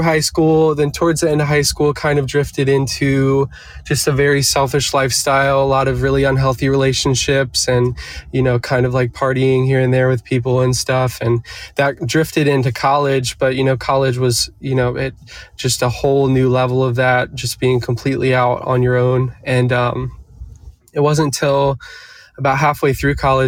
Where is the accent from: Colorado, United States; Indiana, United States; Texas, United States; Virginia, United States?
Virginia, United States; Eastern Shore of; now in Nashville, United States; I grew up on the Eastern Shore of Virginia